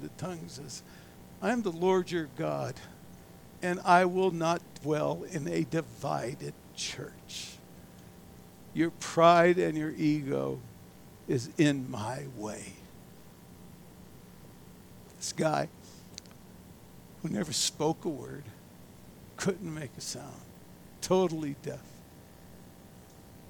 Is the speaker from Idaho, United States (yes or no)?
no; Erie, Pennsylvania, United States; I was raised in Erie, Pennsylvania